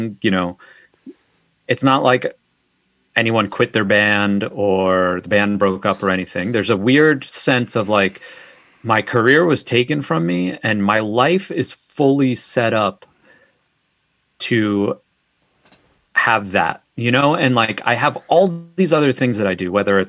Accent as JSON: {"language": "English", "area": "Long Island", "region": "New York", "country": "United States", "said": "I'm from Long Island."}